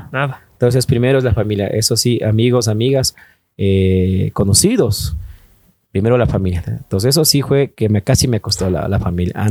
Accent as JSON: {"language": "Spanish", "region": "Pichincha", "country": "Ecuador", "said": "aquí en, Ecuador decimos vecina, vecino. Bueno, más que todo en Quito, ¿no?"}